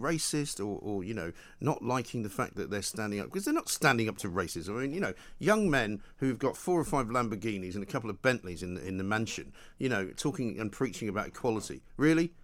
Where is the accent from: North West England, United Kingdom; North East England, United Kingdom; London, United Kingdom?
London, United Kingdom; Being born in London, having Scottish parents